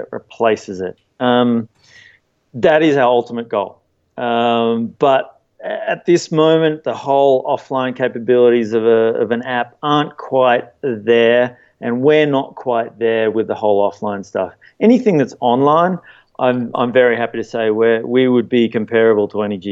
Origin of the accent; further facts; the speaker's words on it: Sydney, New South Wales, Australia; now in Eagle, United States; Growing up in Sydney and being a surfer